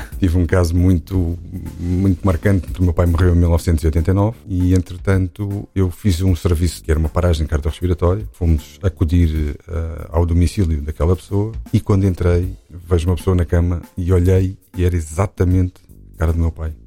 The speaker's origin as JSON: {"language": "Portuguese", "region": "Lisbon", "country": "Portugal", "tie": "born or raised there", "also_born_or_lived": "Arcos de Valdevez", "said": "nasci em Lisboa em 1968"}